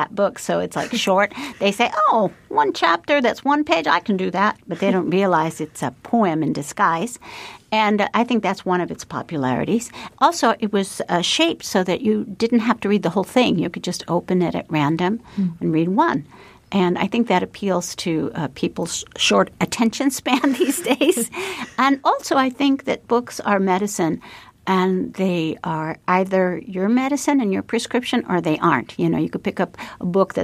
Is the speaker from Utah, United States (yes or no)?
no; Chicago, Illinois, United States; my hometown